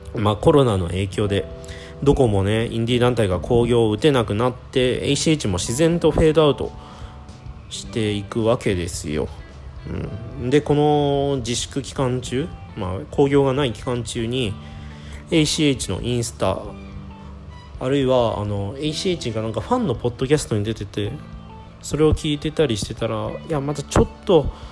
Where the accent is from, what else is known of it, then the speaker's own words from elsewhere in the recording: Japan; 生まれた時からずっと日本で暮らしてきたんですけど